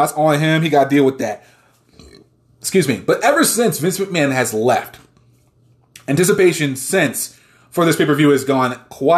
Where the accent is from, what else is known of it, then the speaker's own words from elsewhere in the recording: Toms River, New Jersey, United States; moved away; Where I'm from, where I live in Toms River, is a bit of a drive in and of itself